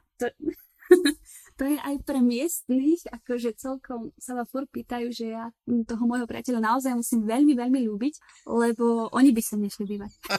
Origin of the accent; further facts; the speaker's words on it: Slovakia; moved away as an adult; also born or lived in Prague, Czech Republic; now in South Tyrol, Italy; som zo Slovenska, študujem v Česku denne, ale pracujem v Taliansku